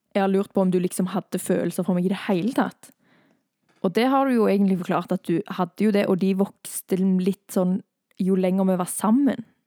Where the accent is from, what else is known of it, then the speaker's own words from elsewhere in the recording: Thailand; now in Norway; jeg har vokst opp i Thailand